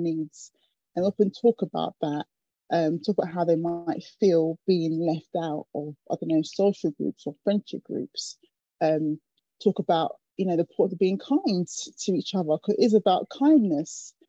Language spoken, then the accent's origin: English; London, United Kingdom; I grew up in Acton, West London